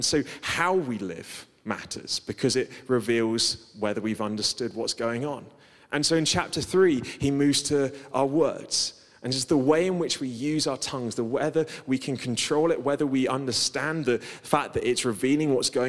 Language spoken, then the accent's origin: English; Guernsey; I grew up on Guernsey, which is kind of like island living.